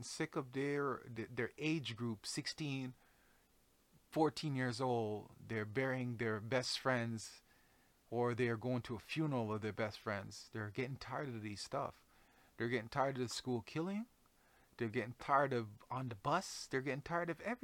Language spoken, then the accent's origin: English; Jamaica; moved away; I come from Jamaica. I come from a background of very strong women, very strong men, very outspoken people